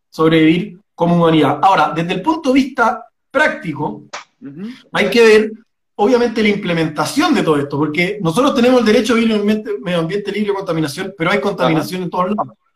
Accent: Providencia, Santiago Metropolitan, Chile; born there; nací mis papás vivían en Providencia, después nos cambiamos

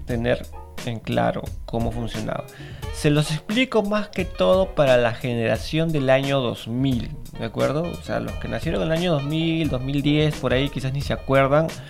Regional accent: Lima, Peru; parte de nuestra historia como limeños, porque esta Feria del Hogar se daba en Lima

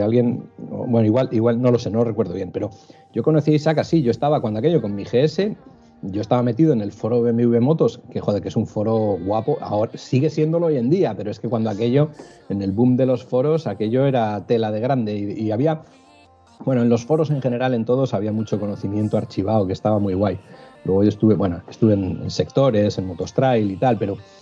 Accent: Cantabria, Spain; soy un enamorado de mi tierra

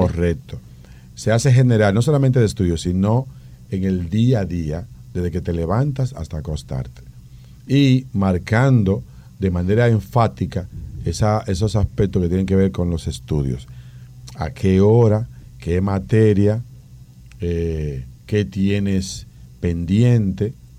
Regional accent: Dominican Republic; nosotros como dominicanos

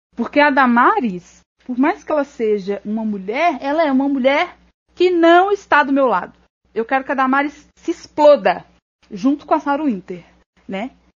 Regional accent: Ribeirão das Neves, Minas Gerais, Brazil; eu sou de Ribeirão das Neves, e, que é uma cidade aqui da região metropolitana

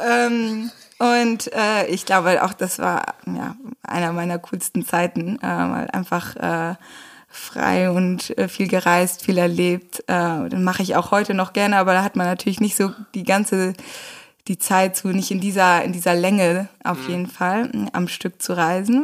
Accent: Rheine, North Rhine-Westphalia, Germany; moved away; Wir sind beide groß geworden in Rheine

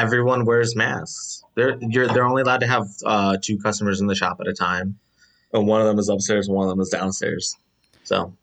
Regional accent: Chicago, Illinois, United States; I'm the only, um, person from Chicago

